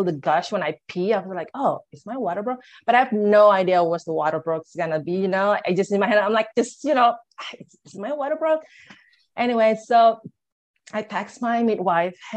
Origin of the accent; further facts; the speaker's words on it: Jakarta, Indonesia; moved away as an adult; also born or lived in Bali, Indonesia; I'm originally from Indonesia. I'm from Jakarta.